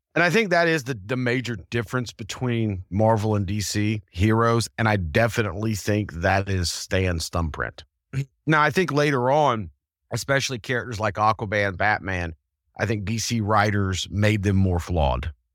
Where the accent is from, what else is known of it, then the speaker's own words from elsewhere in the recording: the South, United States; as a Southerner